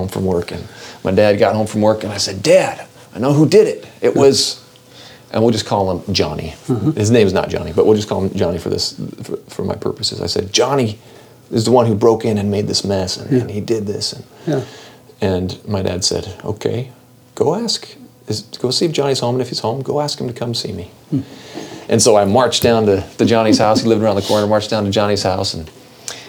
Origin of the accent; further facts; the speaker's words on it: Seattle, Washington, United States; I grew up in the Seattle area